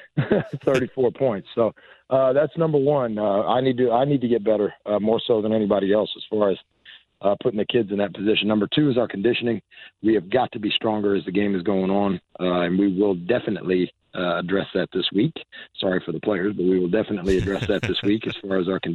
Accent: Washington and Warman, Indiana, United States; now in Clayton, Indiana, United States; I grew up in Washington and Warman, so, you know, we had Long's Bakery all the time

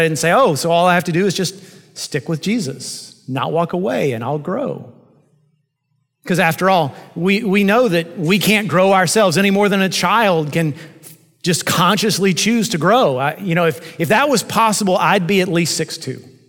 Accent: United States; I'm an American pastor in the 21st century

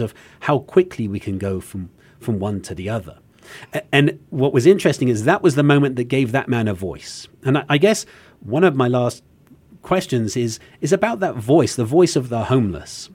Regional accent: England, United Kingdom; as an Englishman

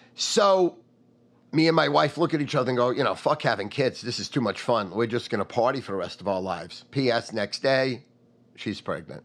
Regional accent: North Massapequa, New York, United States; also born or lived in Brooklyn; I moved from Brooklyn to North Massapequa.

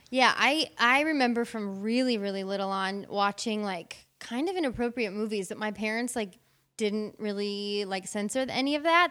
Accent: Wisconsin, United States; moved away; I'm originally from Wisconsin

